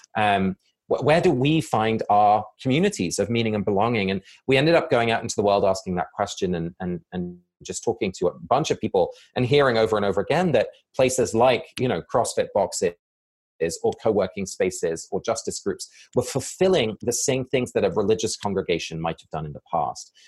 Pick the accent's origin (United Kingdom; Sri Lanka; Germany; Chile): United Kingdom; England; moved away; both my parents are Dutch and I was born and raised in England